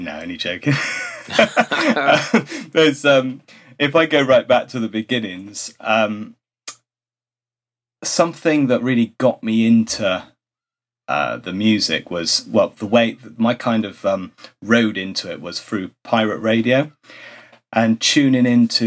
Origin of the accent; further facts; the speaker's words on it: Bristol, South West England, United Kingdom; accent: Bristolian; I spent my early years in growing up in inner city Bristol, and then my teens, my parents then moved out so we could have a bigger garden, and it was a bit further out in Bristol